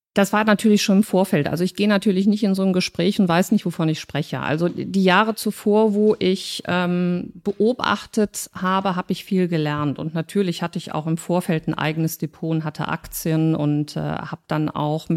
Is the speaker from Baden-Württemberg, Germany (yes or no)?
no; Cologne, North Rhine-Westphalia, Germany; wir zwei Urkölschen